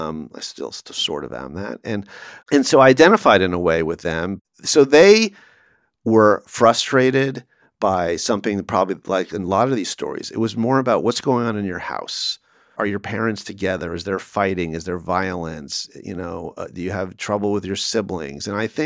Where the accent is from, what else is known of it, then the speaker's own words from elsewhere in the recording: Calabasas, California, United States; So Calabasas was a privileged place. I drove a 73 Buick LeSabre, you know, a big boat that cost $300, and parked in the dirt side of the parking lot.